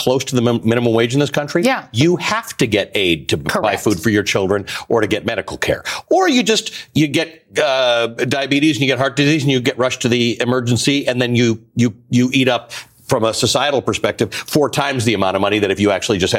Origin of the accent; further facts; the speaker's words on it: Canada; I'm a Canadian